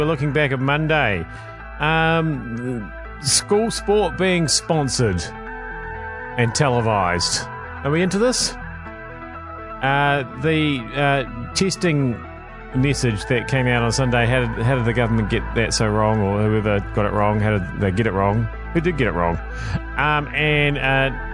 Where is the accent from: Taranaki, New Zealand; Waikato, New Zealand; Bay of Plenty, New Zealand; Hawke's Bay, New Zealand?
Waikato, New Zealand; also born or lived in Auckland region; now in Auckland, New Zealand; I come from the Waikato